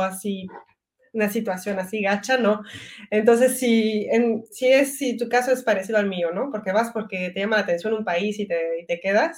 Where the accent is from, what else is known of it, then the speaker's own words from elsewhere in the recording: Belgium; first language French; Spanish is a second language; moved away as an adult; also born or lived in Mérida, Mexico; now in Mexico; me siento belga porque he nacido en Bélgica y he crecido aquí.